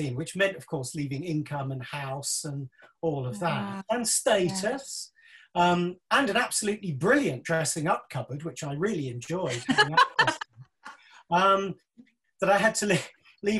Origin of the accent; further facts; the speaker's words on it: Isle of Wight, South East England, United Kingdom; I was born on the Isle of Wight